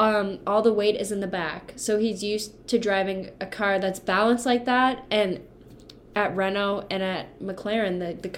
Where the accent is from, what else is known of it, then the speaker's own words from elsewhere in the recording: Canada; We're Canadian.